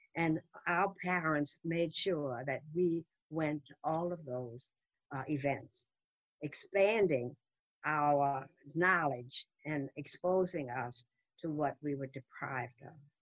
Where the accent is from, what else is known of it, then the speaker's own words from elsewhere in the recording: New Orleans, Louisiana, United States; I grew up in New Orleans, Louisiana, the Deep South, under rigid segregation.